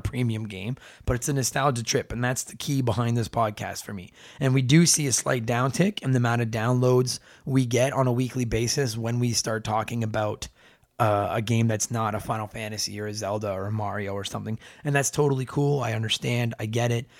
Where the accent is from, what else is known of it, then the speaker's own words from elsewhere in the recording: Canada; I'm Canadian